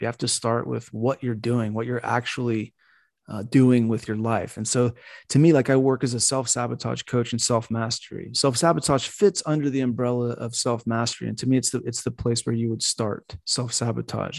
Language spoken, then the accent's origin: English; United States; I grew up in America. I'm a diehard American